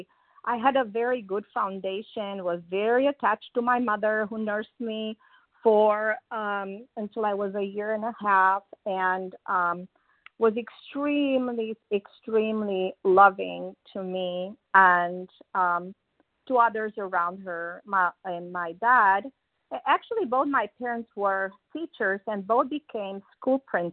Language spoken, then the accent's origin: English; Transylvania, Romania; moved away; everybody that I know of in this line was born in my hometown. And so that's where I started my life, in that small town in the mountains of Transylvania